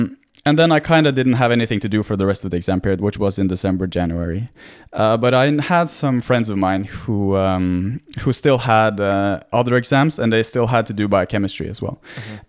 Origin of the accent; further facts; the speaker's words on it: Norway; Well, I'm born and raised in Norway, so I'm Norwegian, 100%. But my dad is Greek, mm-hmm. so I speak Greek, and I've been a lot to Greece, and I have Greek family.